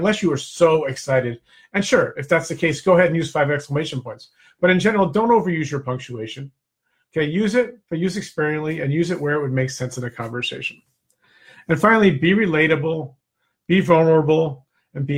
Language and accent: English; New Jersey, United States; also born or lived in Naples, Florida; I'm from Jersey, too. I split my time now between Naples, Florida, and New Jersey.